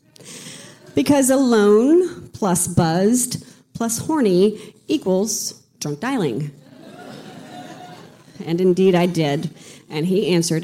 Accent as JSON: {"language": "English", "region": "the South", "country": "United States", "moved": "yes", "said": "We were two Southerners in Northern California"}